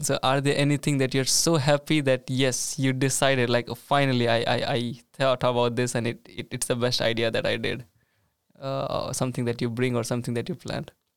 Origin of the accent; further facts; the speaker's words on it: India; moved away as an adult; now in Sweden; being an Indian